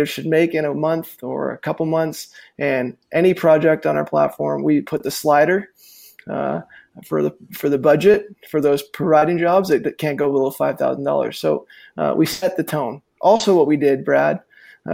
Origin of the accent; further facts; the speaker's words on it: Calgary, Alberta, Canada; my hometown where I'm sitting today